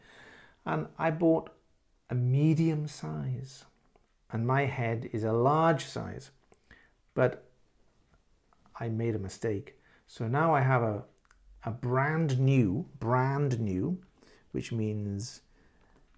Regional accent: London, United Kingdom; I am from London.

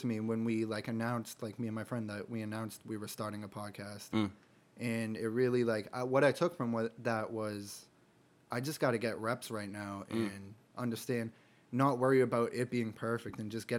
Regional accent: Boston, Massachusetts, United States; We're Celtics fans. We're from Boston for the most part. We're Celtics fans.

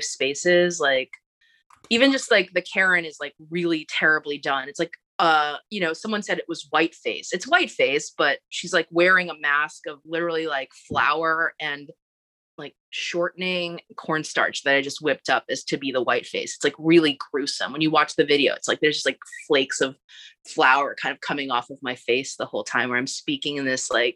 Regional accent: New York City, New York, United States; We're both Asian Americans, but I'm from Queens

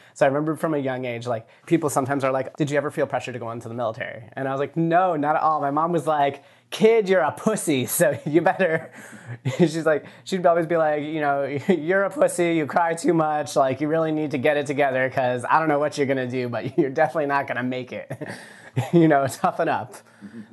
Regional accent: Virginia Beach, Virginia, United States; I grew up in Virginia Beach, Virginia.

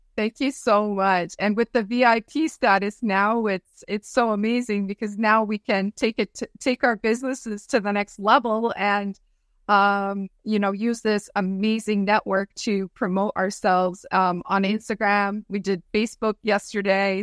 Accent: Hearst, Ontario, Canada; my hometown in Hearst

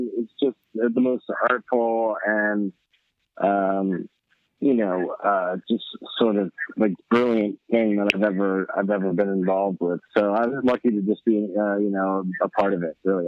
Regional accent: San Diego, California, United States; moved away as an adult; also born or lived in Los Angeles; now in New York, United States; I was born in San Diego. I grew up there, but I moved to LA when I was 18 and lived there for 20 years, and now I live in New York

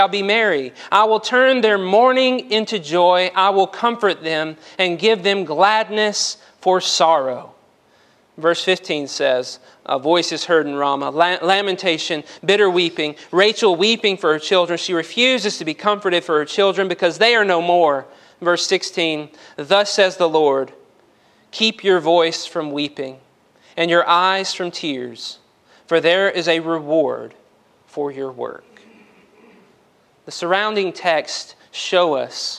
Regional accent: Union Hill, Alabama, United States; From a dirt road in Union Hill, Alabama, nobody knows. Went to Brewer High School.

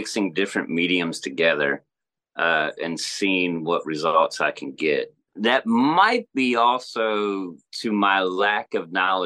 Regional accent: Maryland, United States; moved away as an adult; also born or lived in Lancaster, Pennsylvania / Texas; now in Alabama, United States; I grew up up north in Maryland mostly.

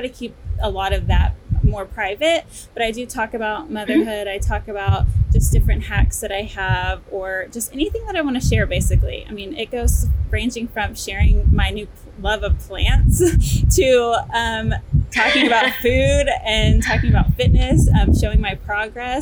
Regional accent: Texas, United States; I'm from Texas, been living in Texas my whole life

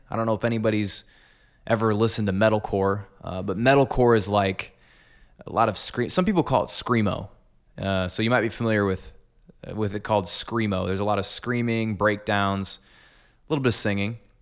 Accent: Clinton, Iowa, United States; moved away as an adult; also born or lived in Des Moines, Iowa / Cedar Falls, Iowa; I'm actually from Clinton. So, I went to Clinton High and grew up in this town

